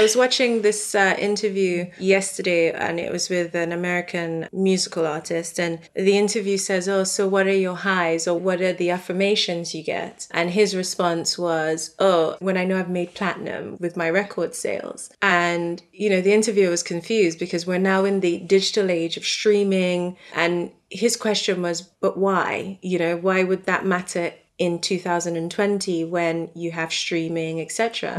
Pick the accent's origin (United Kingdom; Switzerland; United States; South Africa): South Africa; Like, I'm South African, so the bank won't give me an account.